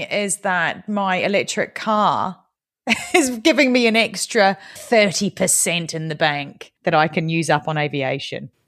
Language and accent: English; New Zealand; now in United Kingdom